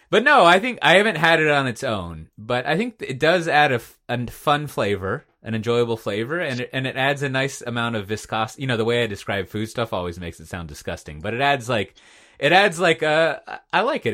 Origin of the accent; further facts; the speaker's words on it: Texas, United States; as a Texan